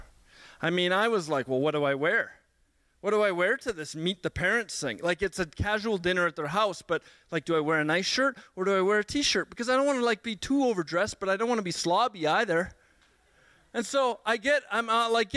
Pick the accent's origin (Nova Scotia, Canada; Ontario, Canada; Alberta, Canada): Alberta, Canada; Edmonton; I grew up in Sweetgrass, a community in Edmonton